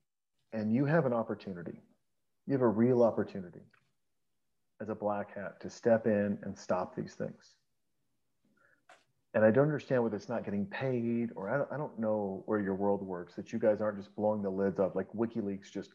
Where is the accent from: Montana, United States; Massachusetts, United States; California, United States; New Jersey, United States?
Montana, United States; moved away; And I was raised in Montana